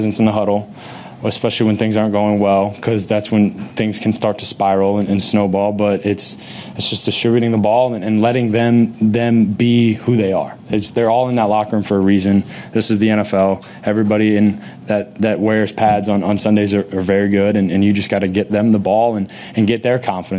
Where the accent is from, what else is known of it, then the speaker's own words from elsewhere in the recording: Florida, United States; moved away; growing up in Florida